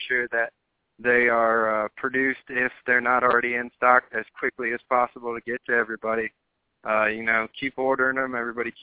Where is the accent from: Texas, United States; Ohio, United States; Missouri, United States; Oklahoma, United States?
Ohio, United States; moved away; I just take pride that I'm from Ohio